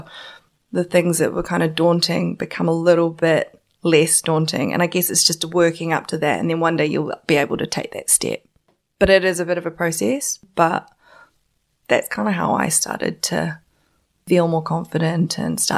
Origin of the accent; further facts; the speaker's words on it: South Island, New Zealand; moved away; also born or lived in China (ancestry); I'm Chinese, so my parents are from China, but I was born in New Zealand